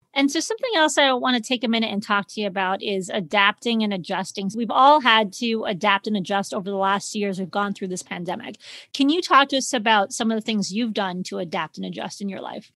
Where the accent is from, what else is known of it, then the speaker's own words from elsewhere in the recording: Chicago, Illinois, United States; I'm from Chicago